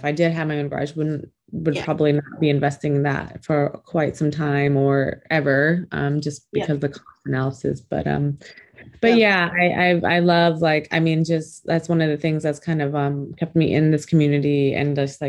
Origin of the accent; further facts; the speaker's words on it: Minnesota, United States; also born or lived in Philippines / Nebraska; My parents are Cambodian. I was born in the Philippines, but we came over here to the United States when I was 2 months old. My dad got sponsored in Minnesota, so we lived in Minnesota for a few years and then Nebraska.